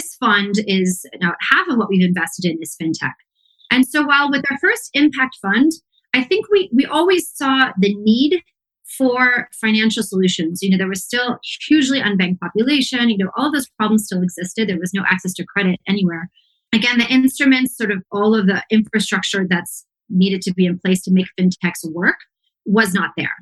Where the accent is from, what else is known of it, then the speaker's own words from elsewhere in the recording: Palo Alto, California, United States; moved away as an adult; now in Mexico City, Mexico; I grew up around Palo Alto